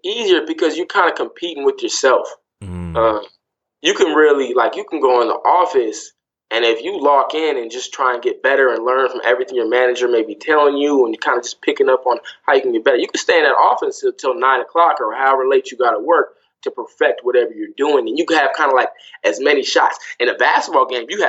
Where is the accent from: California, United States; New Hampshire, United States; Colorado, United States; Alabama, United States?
California, United States; Sacramento; moved away as an adult; also born or lived in Greensboro, North Carolina / Cleveland, Ohio / Louisville, Kentucky / New York; I grew up in Sacramento, California